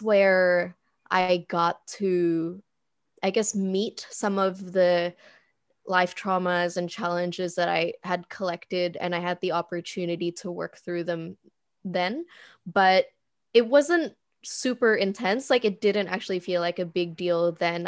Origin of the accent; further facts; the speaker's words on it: Indonesia; moved away; also born or lived in Philippines; I moved back to Indonesia from the Philippines. It's pretty corny, but I did the whole, like, eat, pray, love thing in my own country.